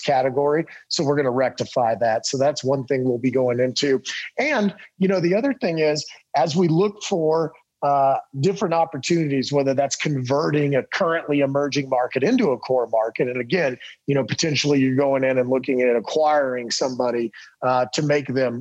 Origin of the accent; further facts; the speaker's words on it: Texas, United States; moved away; I'm from Texas